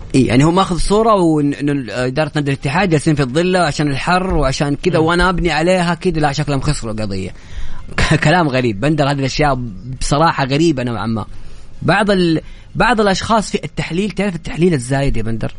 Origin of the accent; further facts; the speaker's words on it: Saudi Arabia; نحن كسعوديين